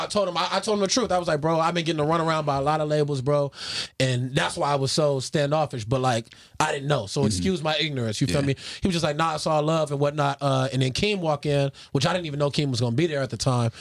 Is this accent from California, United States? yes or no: yes; Carson, California, United States; I'm from Carson